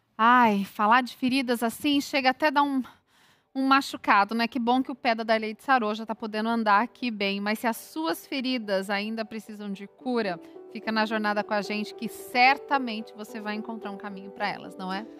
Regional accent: Bahia, Brazil; sou do Nordeste, baiana, tem toda uma cultura familiar

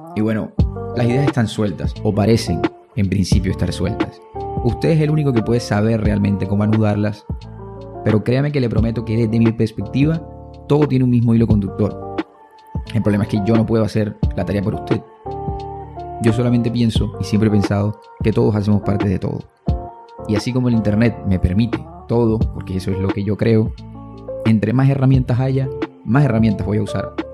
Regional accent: Puerto Colombia, Atlántico, Colombia; Nací en Puerto Colombia

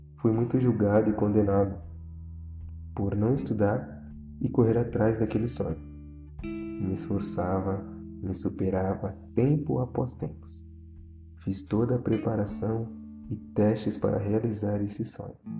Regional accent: Santos, São Paulo, Brazil; Nasci e cresci na periferia da cidade de Santos.

